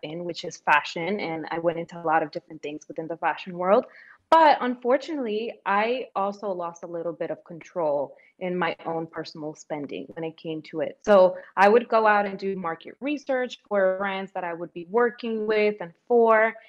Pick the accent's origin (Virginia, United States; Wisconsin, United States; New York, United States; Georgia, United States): New York, United States; also born or lived in Dominican Republic; I grew up in New York, even though I was born in the Dominican Republic.